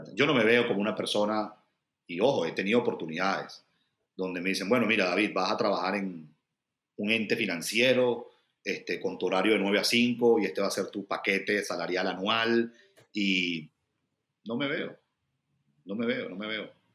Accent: Venezuela; moved away as an adult; also born or lived in Brazil; now in Washington DC, United States; como venezolano trabajar por mi gente y para mi gente

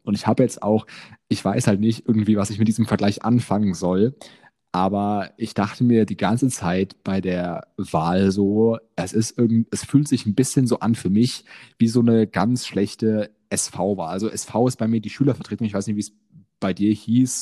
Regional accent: near Frankfurt, Hesse, Germany; Ich komme ähm, aus Hessen, äh, in der Nähe von Frankfurt

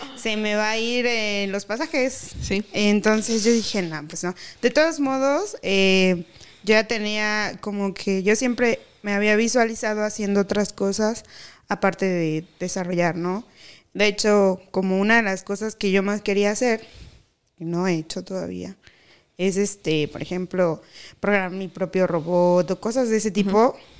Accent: Mexico; moved away; also born or lived in Veracruz / Tabasco; soy tabasqueña y veracruzana a la vez, porque mis papás son de Tabasco y de Veracruz

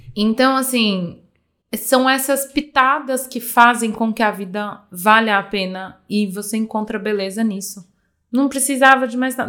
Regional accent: Minas Gerais, Brazil; da terra, né, onde eu nasci, que é uma terra realmente banhada por belezas, Minas Gerais tem muitas cachoeiras

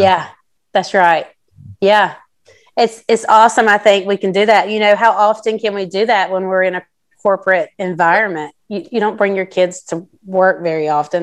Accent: South Carolina, United States; I'm from South Carolina, but my mom is from California

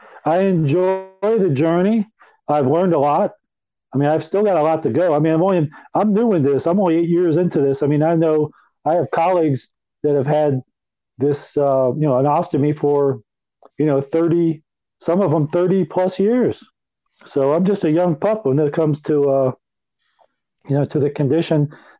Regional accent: Chicago, Illinois, United States; also born or lived in Philadelphia; Okay, I was born in Philadelphia in November of 1960. My dad worked for the Pennsylvania Railroad, so we had relocated several times while I was growing up. And we ended up in the suburbs of Chicago, Illinois.

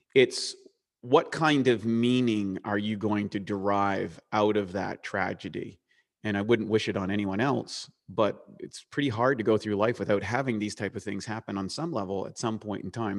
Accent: Eastern Canada, Canada; accent: Canadian; moved away; life was normal growing up in eastern Canada, which is up by Maine, playing hockey, s, in a small town

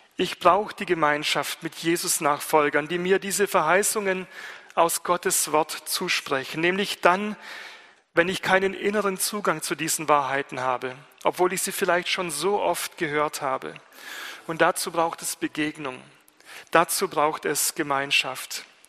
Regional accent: Germany; ich Student bin aus Deutschland

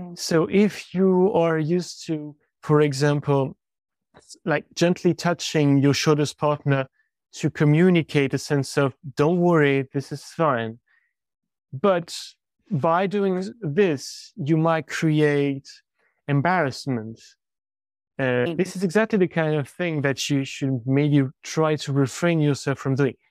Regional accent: France

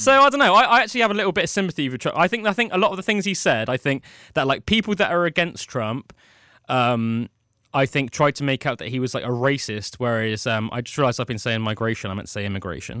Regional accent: United Kingdom; We understand as British citizens

